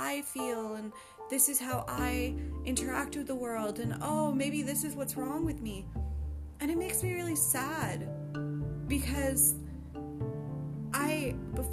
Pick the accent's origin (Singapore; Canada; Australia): Canada; my own country of Canada. I'm from Canada